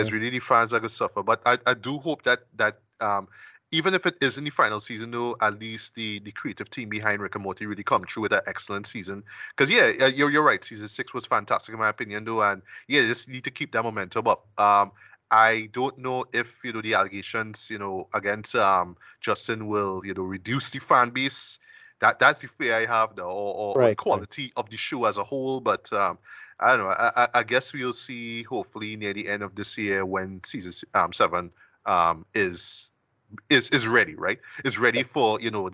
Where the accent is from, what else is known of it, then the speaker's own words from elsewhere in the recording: Trinidad & Tobago; I'm a Trinidadian